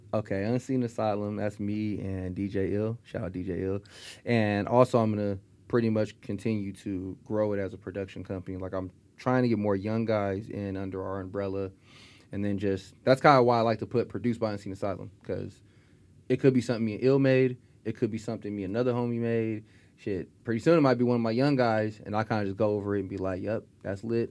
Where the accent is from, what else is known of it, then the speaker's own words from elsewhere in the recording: Stockton, California, United States; also born or lived in Spokane, Washington; I grew up in Stockton